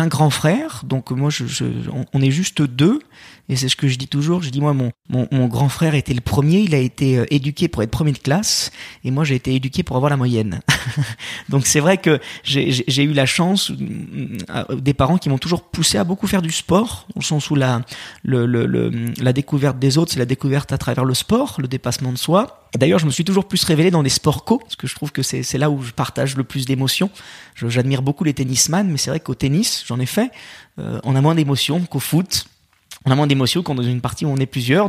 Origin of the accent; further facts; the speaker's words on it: Lyon, Auvergne-Rhône-Alpes, France; Je suis lyonnais. Euh, j'ai eu la chance en plus de, de grandir, euh, de grandir dans un dans, dans une ville qui a été euh, sept fois championne